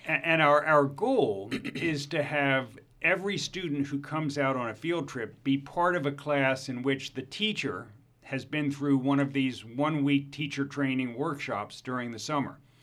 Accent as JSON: {"language": "English", "town": "Baltimore", "region": "Maryland", "country": "United States", "tie": "born or raised there", "said": "the famous Baltimore Polytechnic Institute from my hometown in Baltimore"}